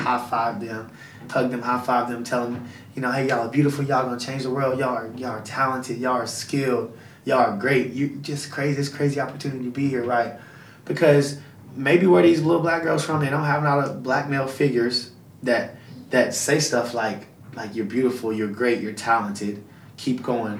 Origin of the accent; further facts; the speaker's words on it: Huntsville, Alabama, United States; I'm from Alabama. I'm from Huntsville, Alabama